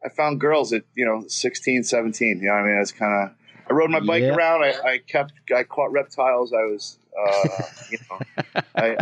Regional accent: the South, United States; accent: Southern; moved away; also born or lived in Queens, New York / Astoria, New York; at the time I did have a Southern accent, you know, because I grew up in the South

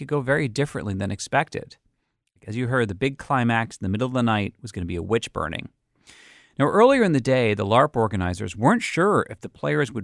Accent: Massachusetts, United States; growing up in Massachusetts

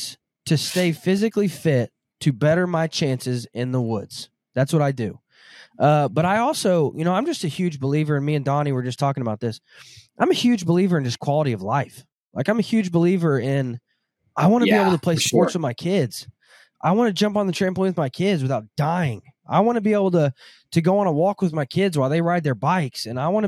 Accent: Southern Arkansas, United States; I grew up in Southern Arkansas

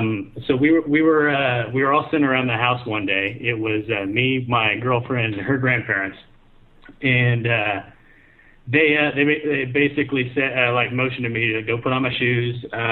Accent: Texas, United States; moved away as an adult; also born or lived in Japan; I'm Texan.

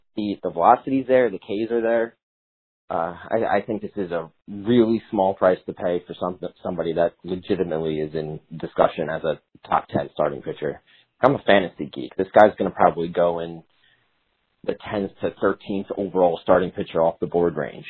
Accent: Canada; I'm also from Canada

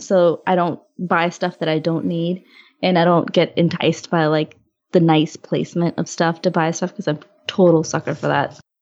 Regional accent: Augusta, Georgia, United States; Yeah, I grew up in Augusta

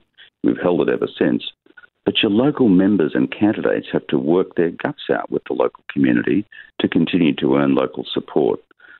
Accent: Nambour, Queensland, Australia; moved away as an adult; now in New York, United States; the town I grew up in Nambour

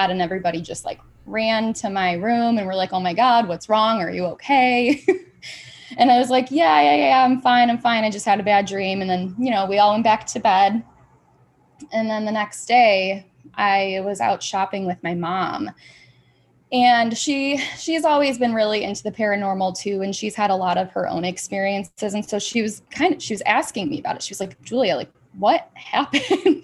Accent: Grand Rapids, Michigan, United States

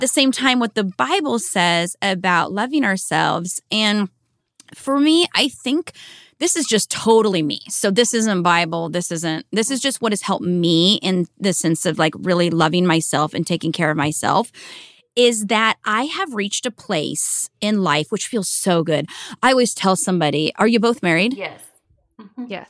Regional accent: small town outside of Seattle, Washington, United States; I'm from Seattle or Washington State originally

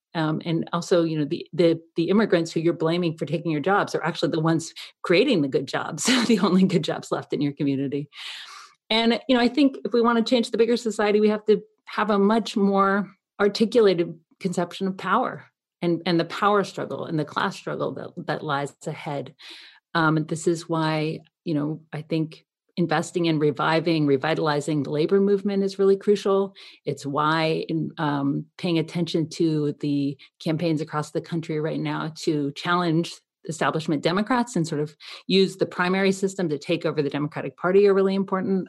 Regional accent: Athens, Georgia, United States; moved away; also born or lived in Canada; I'm a Canadian who grew up in Athens, Georgia

